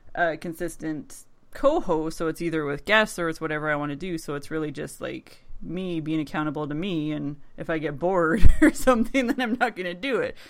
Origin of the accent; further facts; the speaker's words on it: Thunder Bay, Ontario, Canada; accent: Canadian; my Canadian accent